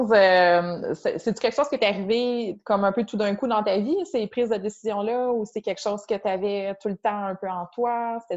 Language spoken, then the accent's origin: French; BTB, Quebec, Canada; moved away as an adult; now in Magdalen Islands, Canada; moi, je viens de la BTB.